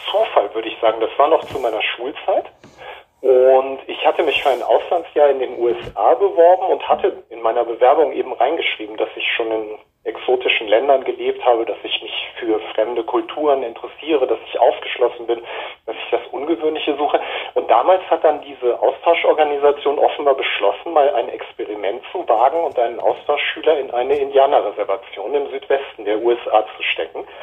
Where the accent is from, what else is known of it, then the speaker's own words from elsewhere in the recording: Japan; dann folgten halt Jahre meiner Kindheit in Japan, ähm, was in erster Linie einfach sehr schöne Erinnerungen sind